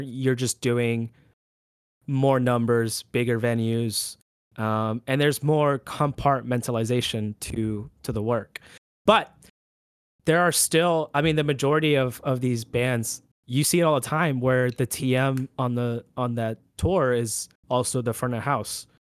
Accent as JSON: {"language": "English", "country": "Puerto Rico", "moved": "yes", "lives_now": "Orlando, United States", "said": "a little Puerto Rican island boy."}